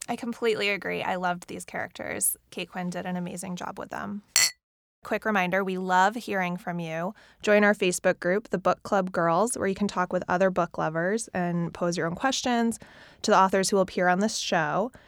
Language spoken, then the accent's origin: English; Boston, Massachusetts, United States; Boston, which happens to be my hometown